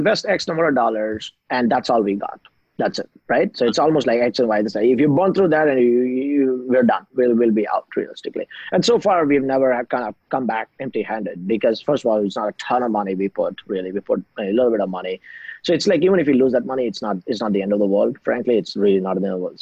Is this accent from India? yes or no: yes; India; moved away as an adult; also born or lived in BYU, Utah, United States; I'm originally from India